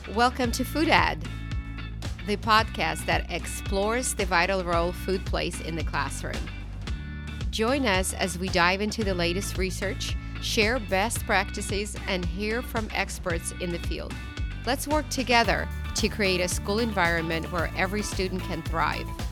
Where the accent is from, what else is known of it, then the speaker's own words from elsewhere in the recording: Ukraine; moved away; I'm from Ukraine